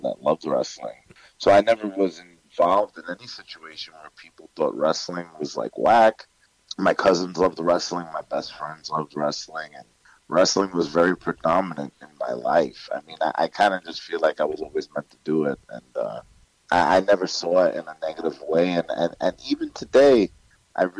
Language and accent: English; New York City, New York, United States; also born or lived in Bronx, New York City / Co-op City, Bronx; I lived in Queens for maybe the first 13 years of my life. So I grew up in Forest Hills and Jackson Heights